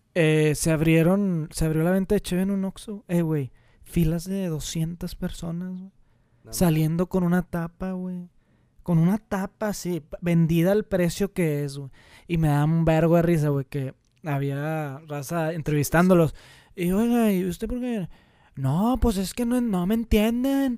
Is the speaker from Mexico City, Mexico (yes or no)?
no; Monterrey, Nuevo León, Mexico; aquí, güey, en Monterrey, güey, nosotros somos de Monterrey